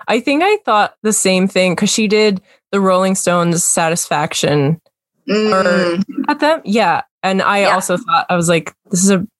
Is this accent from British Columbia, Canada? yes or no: yes; Kamloops, British Columbia, Canada; I grew up in Kamloops, which is not a very diverse place.